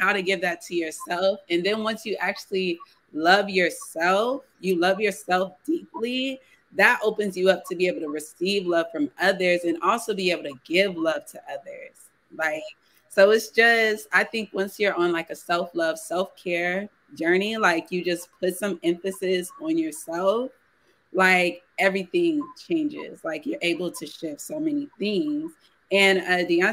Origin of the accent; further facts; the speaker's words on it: San Antonio, Texas, United States; we're both from San Antonio